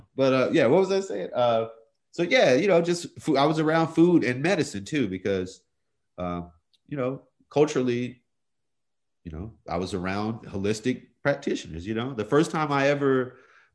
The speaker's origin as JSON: {"language": "English", "town": "Stone Mountain", "region": "Georgia", "country": "United States", "tie": "born or raised there", "also_born_or_lived": "Hawaii / Clarkston, Georgia", "said": "I grew up in Stone Mountain. I was born in Hawaii, military family, and grew up in Stone Mountain"}